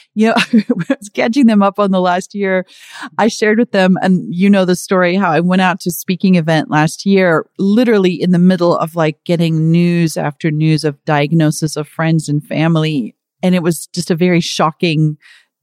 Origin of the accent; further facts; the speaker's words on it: South Africa; I'm from South Africa